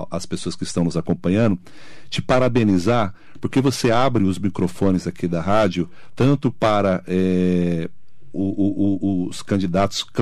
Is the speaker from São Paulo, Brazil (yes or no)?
yes; Poá, São Paulo, Brazil; a gente é, lá de Poá